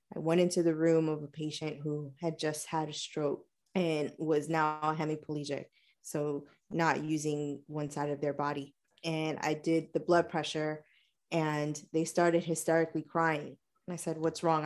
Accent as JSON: {"language": "English", "region": "New York", "country": "United States", "tie": "born or raised there", "said": "right here in my hometown."}